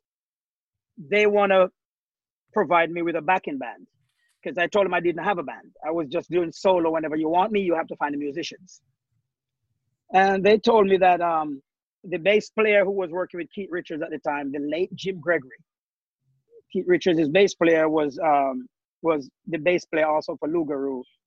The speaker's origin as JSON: {"language": "English", "country": "Jamaica", "tie": "born or raised there", "moved": "yes", "lives_now": "Norwalk, United States", "said": "we growing up in Jamaica"}